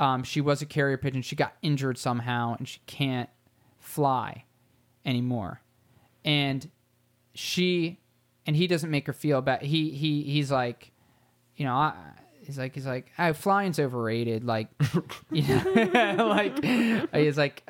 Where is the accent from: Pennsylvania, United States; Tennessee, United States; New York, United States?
Pennsylvania, United States; Philadelphia; I am from Philly, and I love Philly.